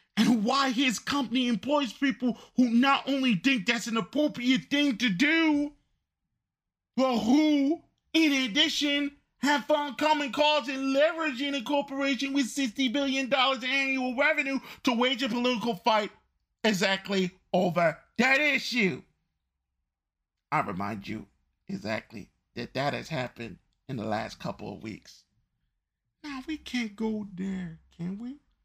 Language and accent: English; United States; as an American